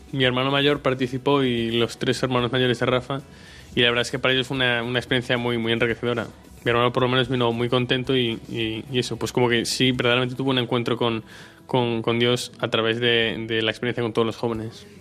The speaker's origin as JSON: {"language": "Spanish", "town": "Marín", "region": "Galicia", "country": "Spain", "said": "soy de Marín, que es un pueblo que está al lado de, Pontevedra"}